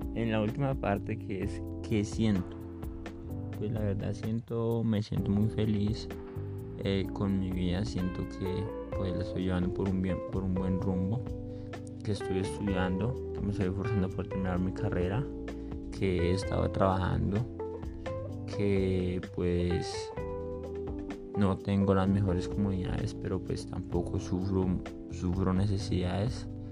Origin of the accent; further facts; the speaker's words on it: Eje Cafetero, Colombia; now in Bogotá, Colombia; por el eje cafetero, de donde soy oriundo